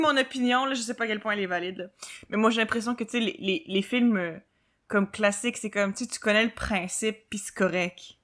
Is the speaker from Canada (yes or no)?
yes; Quebec City, Quebec, Canada; on a grandi à Saint-Pédis